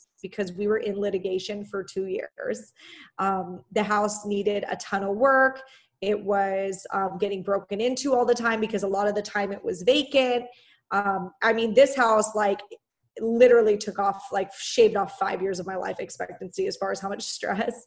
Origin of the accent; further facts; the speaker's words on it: Orange County, California, United States; I am from Orange County, California